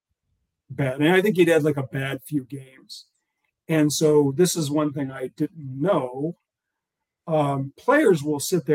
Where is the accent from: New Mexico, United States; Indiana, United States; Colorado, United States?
Indiana, United States; also born or lived in Cincinnati, Ohio / Kansas / Texas; now in Fort Worth, United States; I grew up in Indiana. I'm 49